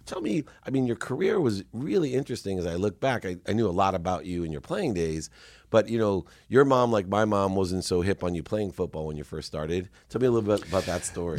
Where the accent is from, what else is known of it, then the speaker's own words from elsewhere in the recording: San Diego, California, United States; also born or lived in Akron, Ohio; growing up in San Diego